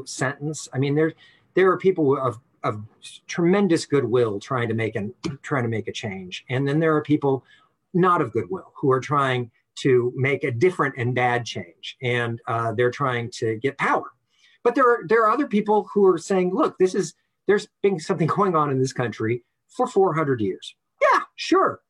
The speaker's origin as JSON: {"language": "English", "town": "Los Angeles", "region": "California", "country": "United States", "tie": "born or raised there", "said": "we grew up in Northeast LA, Highland Park"}